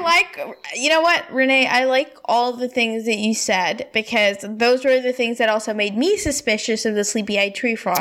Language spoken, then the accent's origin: English; India; my hometown in India.